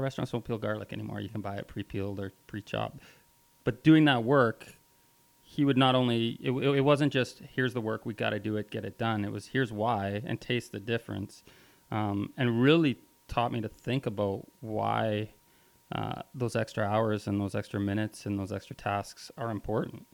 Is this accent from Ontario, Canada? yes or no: no; Vancouver, British Columbia, Canada; moved away as an adult; growing up in Vancouver, the food culture scene, was pretty advanced for Canada at the time.